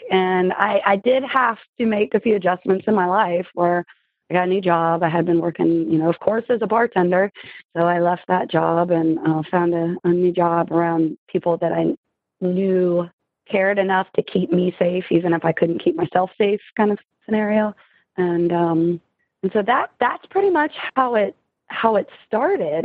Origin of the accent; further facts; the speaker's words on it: Richmond, Virginia, Mid-Atlantic, United States; now in Richmond, Virginia, United States; I'm from Mid Atlantic. I'm in Richmond, Virginia